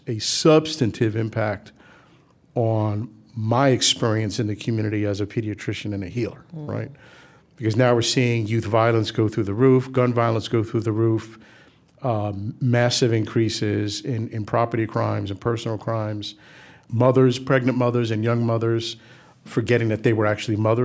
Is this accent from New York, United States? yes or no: yes; New York City, New York, United States; We grew up in the South Bronx